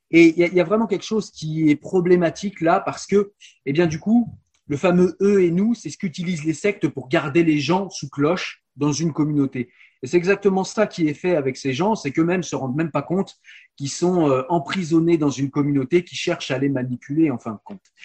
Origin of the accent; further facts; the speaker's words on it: France; chez nous en France